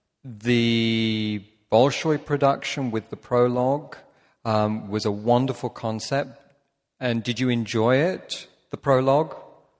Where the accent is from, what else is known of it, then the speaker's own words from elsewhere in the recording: United Kingdom; as a Brit, that hurts.